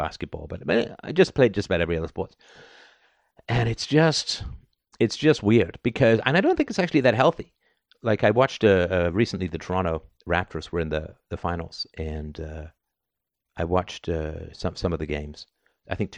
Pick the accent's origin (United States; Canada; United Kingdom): United Kingdom; London; I grew up in the UK, right? I grew up in London